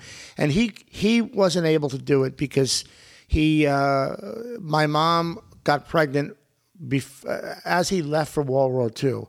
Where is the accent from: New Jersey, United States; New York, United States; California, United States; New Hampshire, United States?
New York, United States; West Islip; also born or lived in Brooklyn, New York / Greenwich Village, New York; I was born in Brooklyn. Then we all moved to Long Island in the early 60s.